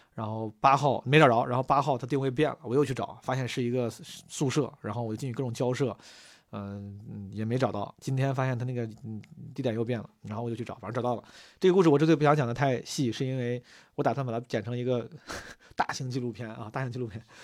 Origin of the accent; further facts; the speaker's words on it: Zhengzhou, Henan, China; 从小在河南、在郑州搓澡